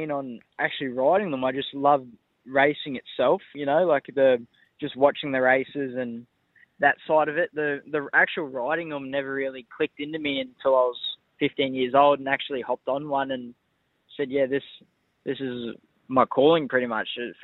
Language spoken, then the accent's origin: English; Grafton, New South Wales, Australia; now in Sydney, Australia; I grew up in Grafton. Family has a farm out at Coppenhurst, 20 Ks out of Grafton